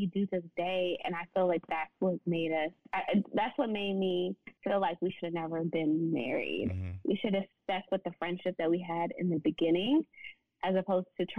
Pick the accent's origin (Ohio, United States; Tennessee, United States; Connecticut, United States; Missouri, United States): Tennessee, United States; Nashville; moved away as an adult; now in Dallas, United States; I'm from Nashville, so I moved to Dallas